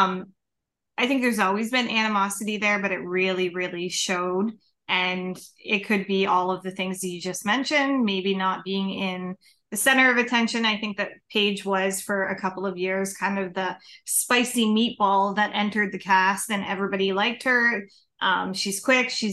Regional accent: Canada; accent: Canadian; Had our accent

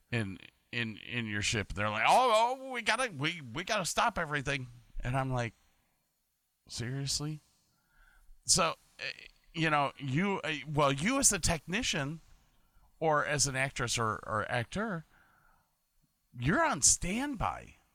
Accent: Medina, Ohio, United States; now in Woonsocket, United States; I'm originally from Medina, Ohio, but I live in Woonsocket right now

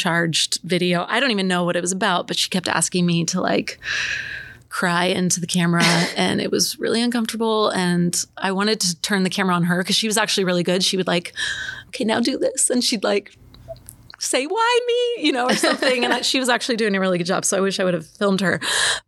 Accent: Gresham, Oregon, United States; moved away as an adult; also born or lived in Bay Area / Corvallis; born and raised in Gresham, went to Barlow

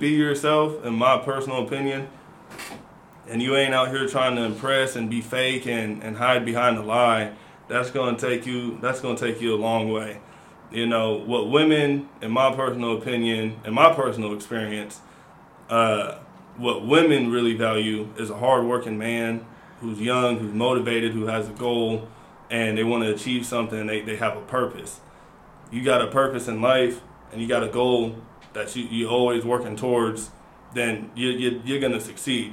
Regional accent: Seattle, Washington, United States; also born or lived in Louisiana; I'm from Seattle, everybody. I've been out here for a while. Family from Louisiana, moved back up here in 2009.

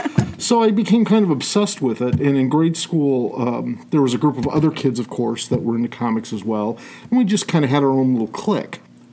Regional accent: Toledo, Ohio, United States; Toledo? Yeah, okay. Born and bred.

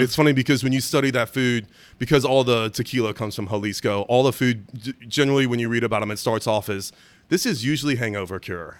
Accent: Germany; moved away; I was born in Germany

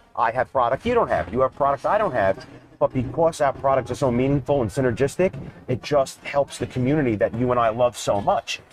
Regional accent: New York, United States; Growing up in New York and the East Coast

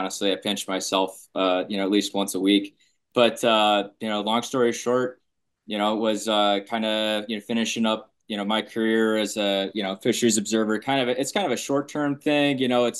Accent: Illinois, United States; I do have to admit I am a transplant from Illinois, but got a little bit of everywhere in me.

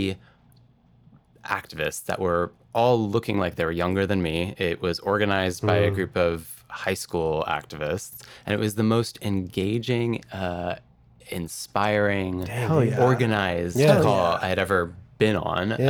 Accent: Bay Area, California, United States; moved away as an adult; now in Long Beach, United States; I was born and raised in the Bay Area

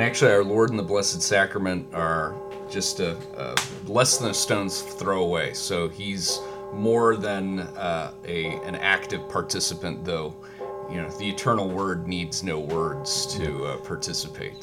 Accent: United States; I'm an American

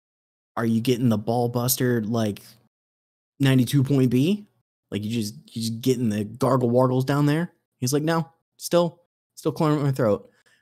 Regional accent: Midwest, United States; I'm from the Midwest

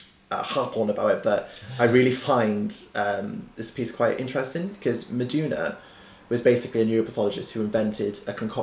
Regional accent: Cardiff, Wales, United Kingdom; also born or lived in London; as a Welshman, who was brought up in Splott, actually, in an area in Cardiff

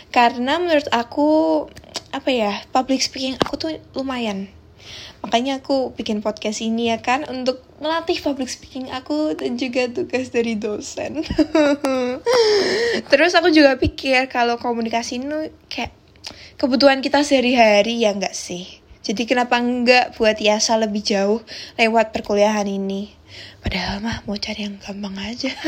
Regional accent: Semarang, Central Java, Indonesia; accent: medok; now in Tangerang, Indonesia; Aku berasal dari Semarang guys, that's why agak kena mental ya di Tangerang karena my accent is so medok ya kan. Anak rantau pride nih

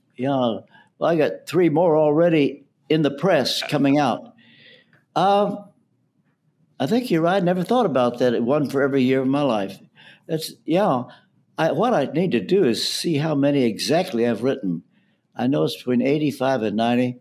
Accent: Ashland, Kentucky, United States; moved away as an adult; also born or lived in London; I'm from Ashland, Kentucky

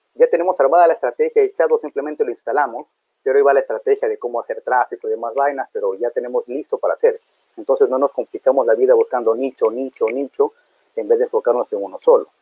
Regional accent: Ecuador; Soy de Ecuador, soy de segunda generación

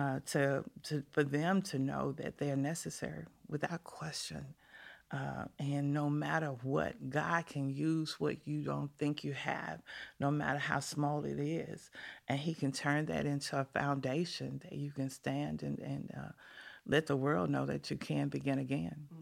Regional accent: Memphis, Tennessee, United States; I grew up on a street called Exchange Street, right off of Poplar

